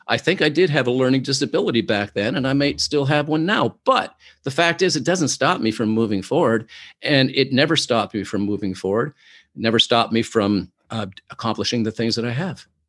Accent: Oshawa, Ontario, Canada; now in Toronto, Canada; I am originally from Oshawa, Ontario, Canada

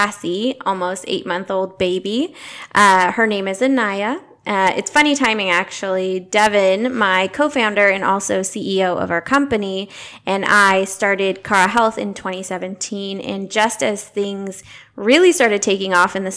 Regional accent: Diamond Bar, California, United States; am a native to Southern California. I grew up in Diamond Bar, so that's about 30 minutes away from here

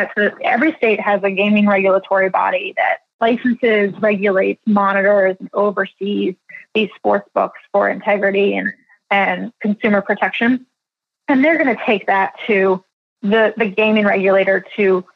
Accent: Philadelphia, Pennsylvania, United States; moved away; I'm originally from Philadelphia

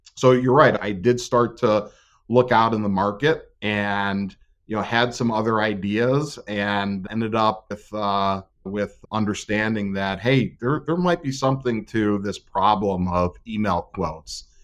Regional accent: Northeast Ohio, United States; grew up, born and raised in Northeast Ohio

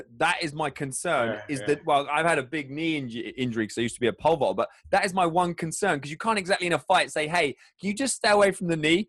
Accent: England, United Kingdom; Hey, I'm from England.

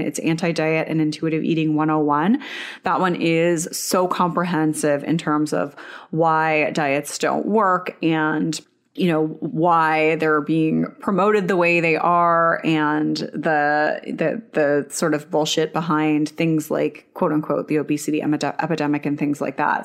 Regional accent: Canada; I'm Canadian, but I'm an hour away from the border

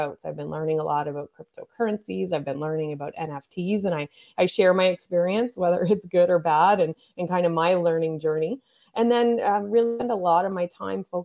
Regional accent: Nova Scotia, Canada; I grew up in Nova Scotia

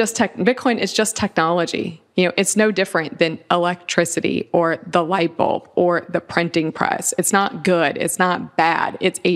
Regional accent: Lakeland, Florida, United States; We're in my home state. I grew up here in Florida. I'm from Lakeland, Florida, which is central Florida.

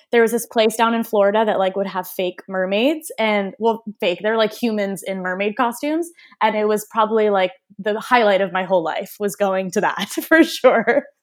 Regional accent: Armenia

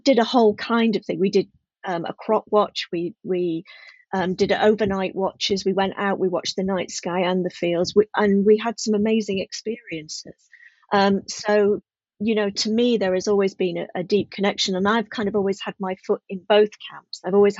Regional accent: just outside of Sheffield, Yorkshire and the Humber, United Kingdom; also born or lived in Midlands / Leicestershire; now in South of England, United Kingdom; I grew up just outside of Sheffield

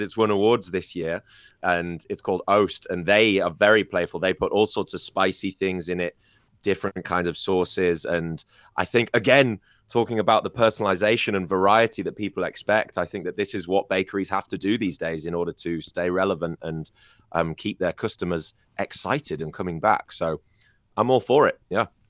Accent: United Kingdom; now in China; I come from the United Kingdom

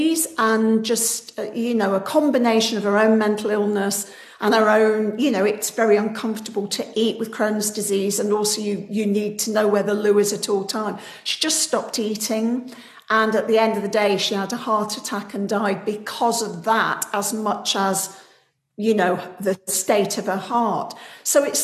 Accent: United Kingdom; I'm very British

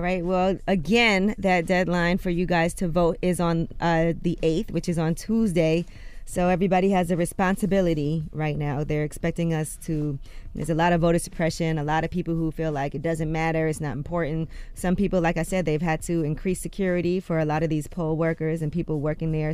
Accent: New York, United States; I'm a New Yorker

